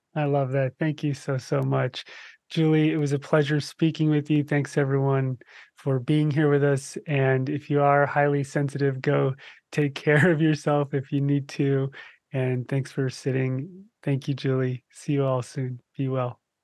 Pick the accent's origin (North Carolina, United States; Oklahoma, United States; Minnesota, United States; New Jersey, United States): New Jersey, United States; moved away; I grew up in New Jersey